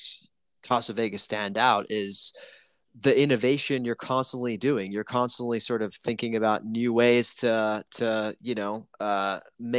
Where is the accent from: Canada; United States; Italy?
Italy; moved away; I'm from Italy